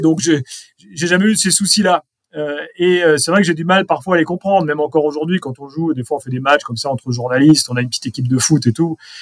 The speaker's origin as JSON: {"language": "French", "town": "Strasbourg", "region": "Grand Est", "country": "France", "moved": "yes", "said": "je suis strasbourgeois. Je vais régulièrement à Strasbourg parce que c'est mon club."}